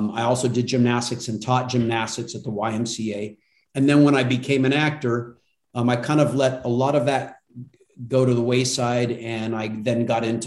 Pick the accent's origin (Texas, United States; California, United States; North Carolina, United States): California, United States; Altadena; also born or lived in Pasadena, California / Burbank, California; And I was born in Pasadena, raised in a town called Altadena